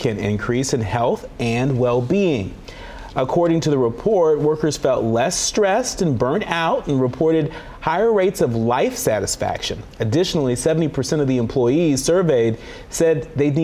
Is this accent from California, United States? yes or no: yes; California, United States; moved away; my home state of California